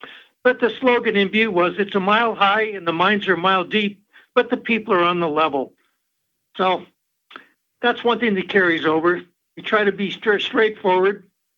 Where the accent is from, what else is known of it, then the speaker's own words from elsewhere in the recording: Butte, Montana, United States; Well, I was raised in Butte